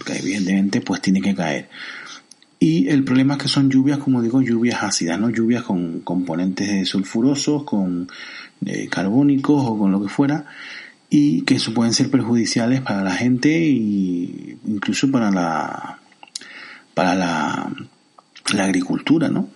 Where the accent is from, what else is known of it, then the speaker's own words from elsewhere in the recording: Tenerife, Canary Islands, Spain; en Tenerife, que es mi isla, donde yo vivo y de donde yo soy, en la isla de Tenerife